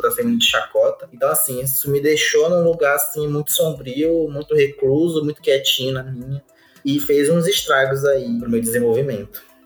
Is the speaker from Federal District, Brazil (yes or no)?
no; Belém, Pará, Brazil; eu sou de Belém do Pará